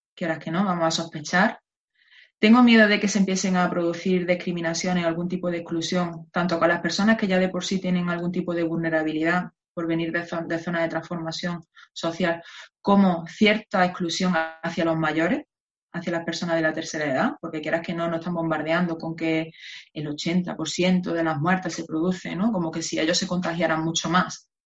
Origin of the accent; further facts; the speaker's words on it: Spain; somos los españoles